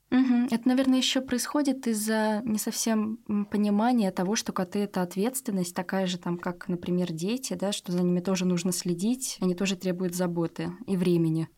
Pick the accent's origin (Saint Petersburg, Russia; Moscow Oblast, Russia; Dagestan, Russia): Saint Petersburg, Russia; все мы петербуржцы